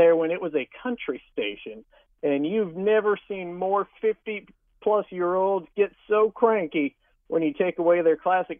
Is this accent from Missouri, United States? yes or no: yes; Kansas City, Missouri, United States; moved away as an adult; also born or lived in Battle Creek, Michigan; now in Paducah, United States; I grew up in Kansas City, born and raised.